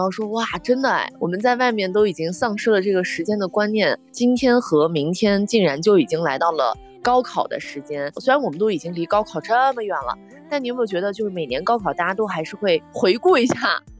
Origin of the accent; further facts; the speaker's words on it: Jiuquan, Gansu, China; 嘉峪关和我的家乡酒泉就相隔二十来公里